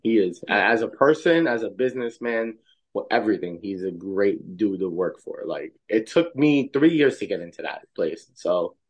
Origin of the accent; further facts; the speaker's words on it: Tennessee, United States; grew up in Tennessee, and for me